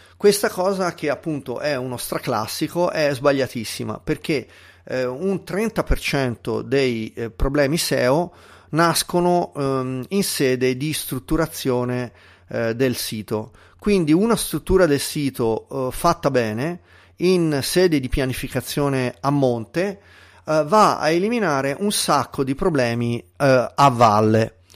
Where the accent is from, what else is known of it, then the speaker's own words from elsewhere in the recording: Tuscany, Italy; accent: Tuscan, fairly light; sono toscano, nato in Toscana, però ehm, ho avuto una famiglia che mi ha sempre incoraggiato a parlare l'italiano standard e quindi come sentite ehm, io parlo un accen- con un accento toscano ma abbastanza lieve